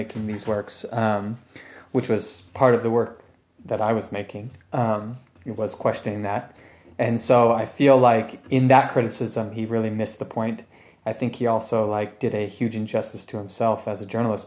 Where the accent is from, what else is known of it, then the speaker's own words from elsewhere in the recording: Sacramento, California, United States; moved away; my hometown, which is Sacramento